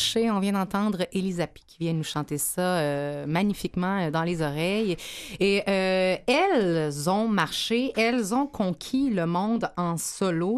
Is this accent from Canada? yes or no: yes; Montreal, Quebec, Canada; chez nous à Montréal